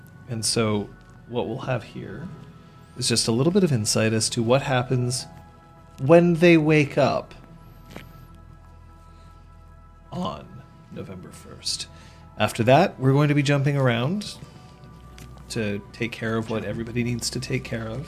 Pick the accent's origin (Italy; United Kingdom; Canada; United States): Canada; I'm Canadian